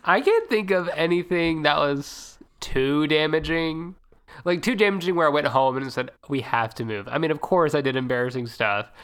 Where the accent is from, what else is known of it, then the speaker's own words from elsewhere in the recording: the South, United States; also born or lived in Tennessee; not originally, but we're from the South